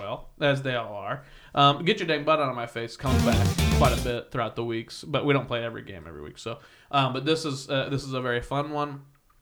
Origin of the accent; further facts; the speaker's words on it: Kansas, United States; also born or lived in Indiana; now in Los Angeles, United States; when I was little, growing up in Kansas